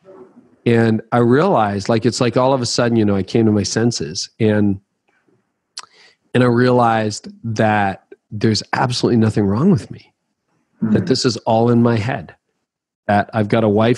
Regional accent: Canada; I'm Canadian

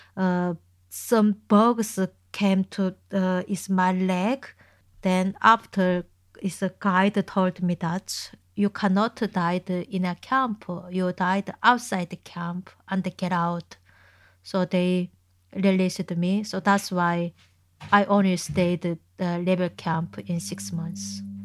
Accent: Chongjin, North Hamgyong, North Korea; English is a second language; moved away as an adult; now in Manchester, United Kingdom; my hometown is in Chungjin

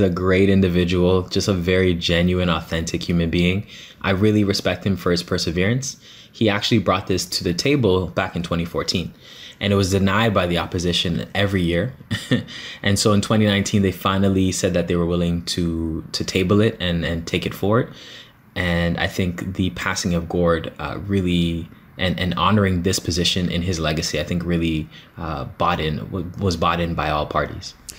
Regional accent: Toronto, Ontario, Canada; I'm from Scarborough, yes. I grew up in the Guildwood area

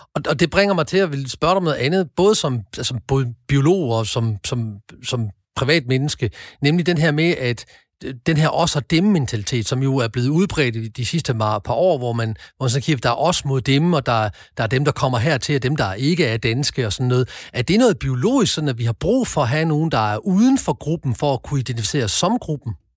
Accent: Denmark; vi danskere

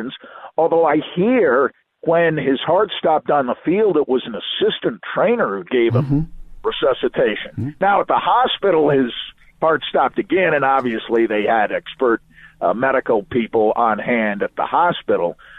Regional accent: New York, United States; I'm growing up in New York and I'm a huge Jets fan

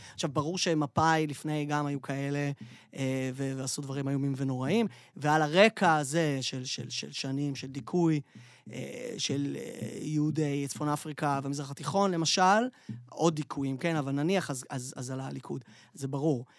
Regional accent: Tel Aviv, Tel Aviv District, Israel; אנחנו תל אביבים

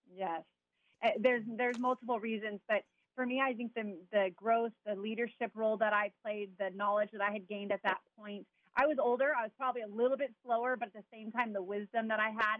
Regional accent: Chino, California, United States; also born or lived in Garden Grove, California; I was born in Garden Grove, California, and grew up in Chino

